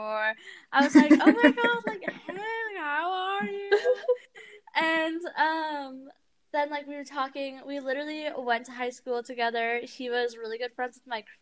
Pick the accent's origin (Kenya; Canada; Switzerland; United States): United States; Granite Bay, California; Granite Bay is a really small town outside of Sacramento